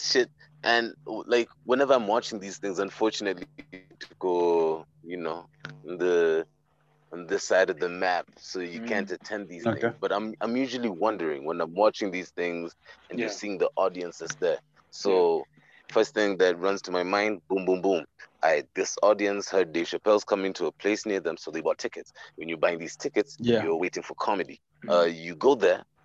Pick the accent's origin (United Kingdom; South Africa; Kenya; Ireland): Kenya; as Kenyan content creators